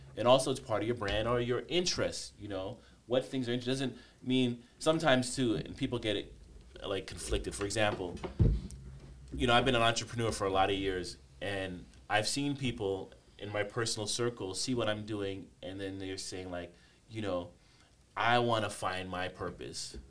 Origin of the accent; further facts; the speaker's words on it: Canada; I grew up in Canada